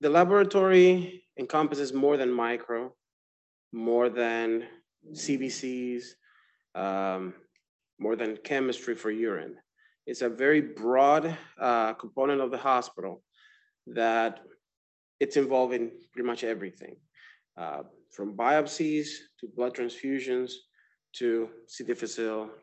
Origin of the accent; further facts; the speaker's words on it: Dominican Republic; moved away as an adult; also born or lived in Florida, United States; now in Georgia, United States; I'm from the Dominican Republic